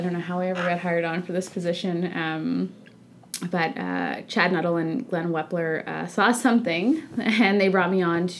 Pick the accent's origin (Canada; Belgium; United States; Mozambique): Canada; Sydney, Nova Scotia; moved away as an adult; also born or lived in Toronto; I'm actually from Sydney, Nova Scotia, so located in Cape Breton. I grew up in Sydney. I moved to Ryerson to go to school when I was 18.